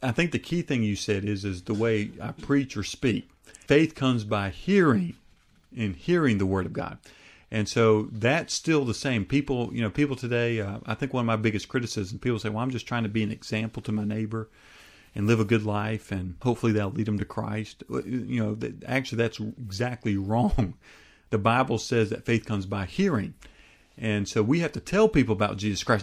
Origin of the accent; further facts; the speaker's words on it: United States; my home country of the United States